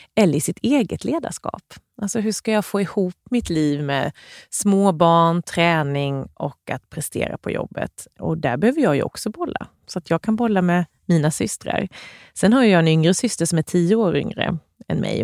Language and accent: Swedish; Värnamo, Jönköping County, Sweden; Jag är uppvuxen i Gnosjöregionen med väldigt mycket småföretag runt omkring